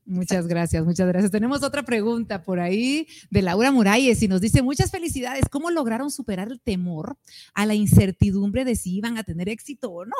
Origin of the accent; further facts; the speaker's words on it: Guatemala; como guatemaltecos